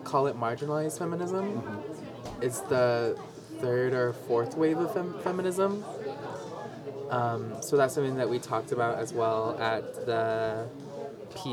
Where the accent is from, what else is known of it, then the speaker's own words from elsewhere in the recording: Big Mountain and Black Mesa region, Arizona, United States; now in Flagstaff, United States; I currently reside in Flagstaff. But I'm originally from the Big Mountain and Black Mesa region